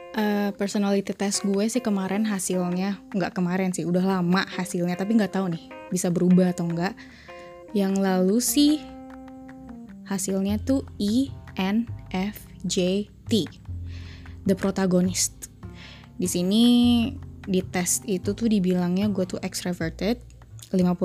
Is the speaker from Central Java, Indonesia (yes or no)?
no; Bogor, West Java, Indonesia; sekarang tinggal di Bogor. Hmm, dari SD, SMP, SMA, kecuali kuliah, gue di Bogor ya. Basically gue orang Bogor sih. Sunda